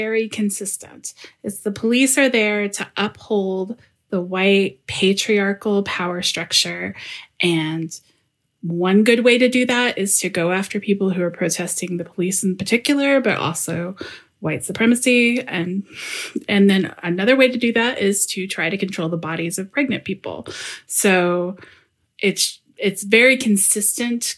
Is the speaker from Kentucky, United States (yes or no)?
yes; Louisville, Kentucky, United States; now in Berlin, Germany; I'm from Louisville, Kentucky